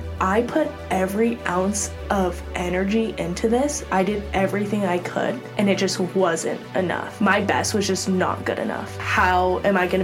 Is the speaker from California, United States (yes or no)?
yes; Los Altos, California, United States; also born or lived in Pasadena, California; I'm originally from Los Altos, California, so still in the Bay Area, stayed close to home for college